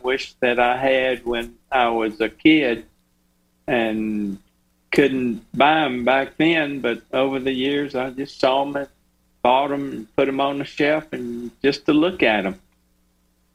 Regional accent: the Mississippi Delta, United States; Born on Highway 61, too.

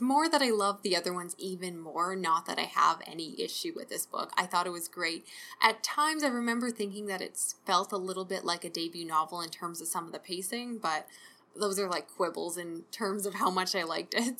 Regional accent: Canada; I'm Canadian

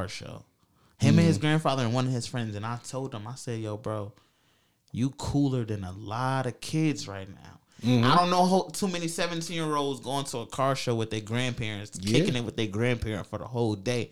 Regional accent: Georgia, United States; moved away; I'm originally from Georgia.

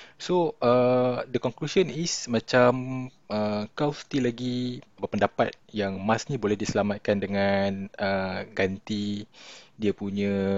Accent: Malaysia; banggalah sebagai orang Malaysia

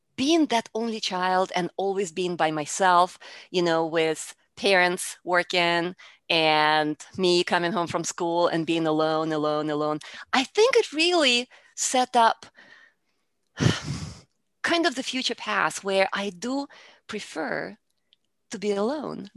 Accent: Russia; English is a second language; moved away as an adult; now in Houston, United States; I, originally, I am from Russia, and I came to the United States, uh, when I was in my early twenties

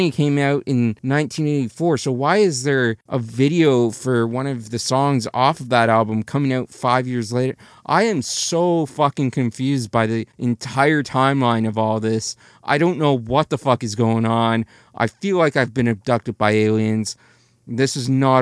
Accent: Canada; I'm Canadian.

